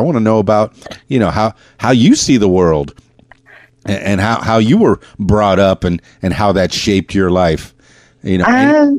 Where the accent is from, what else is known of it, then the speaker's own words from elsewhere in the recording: Miami, Florida, United States; I'm from Miami and the Florida Keys, big tourist town. And I have to say hello and goodbye in several different languages.